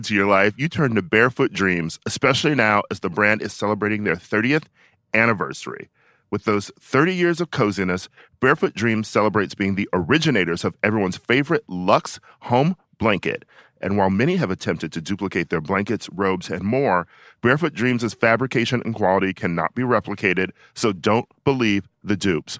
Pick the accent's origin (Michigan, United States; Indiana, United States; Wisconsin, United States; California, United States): Wisconsin, United States; Milwaukee; also born or lived in Chicago; Milwaukee and yeah. went to undergrad at Loyola Chicago.